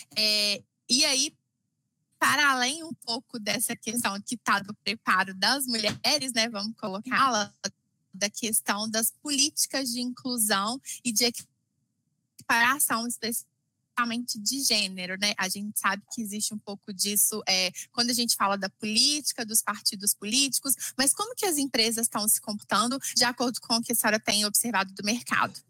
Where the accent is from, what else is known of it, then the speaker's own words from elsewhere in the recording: Minas Gerais, Brazil; sou nascida e criada aqui em Minas Gerais